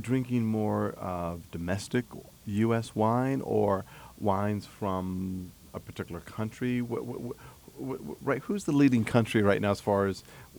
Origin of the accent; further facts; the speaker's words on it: New Jersey, United States; I'm from South Jersey.